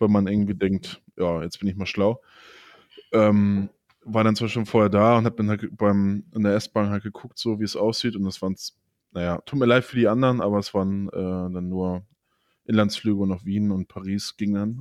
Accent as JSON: {"language": "German", "country": "Germany", "said": "bei uns"}